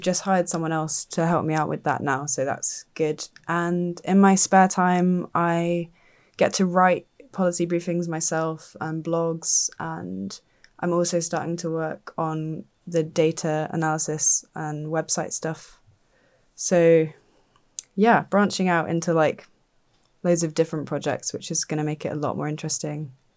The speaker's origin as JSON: {"language": "English", "area": "Dorset", "region": "South West England", "country": "United Kingdom", "tie": "born or raised there", "moved": "yes", "said": "I grew up in Dorset."}